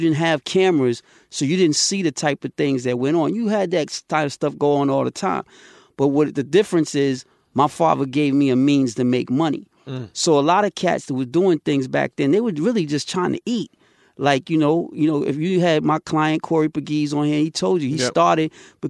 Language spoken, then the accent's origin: English; Queens, New York, United States; the time I grew up in Queens was, we were like the birth of that commercialization